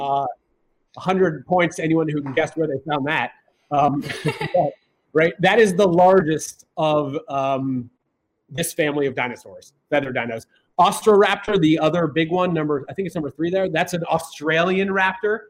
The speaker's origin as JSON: {"language": "English", "town": "Columbus", "region": "Ohio", "country": "United States", "tie": "born or raised there", "moved": "yes", "lives_now": "New York, United States", "said": "I'm from Ohio. I grew up in Columbus"}